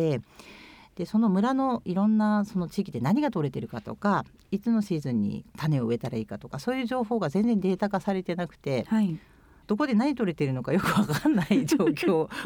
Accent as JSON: {"language": "Japanese", "region": "Chiba", "country": "Japan", "tie": "born or raised there", "also_born_or_lived": "Nagano Prefecture", "said": "私出身は千葉県なんですけども母が長野県の,、はい、あの人で小さい頃よく長野の山の方の村に預けられてた"}